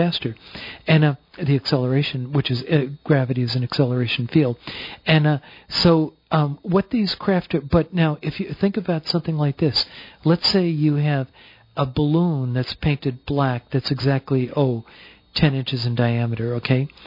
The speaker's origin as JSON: {"language": "English", "region": "New Jersey", "country": "United States", "said": "I'm proudly from New Jersey"}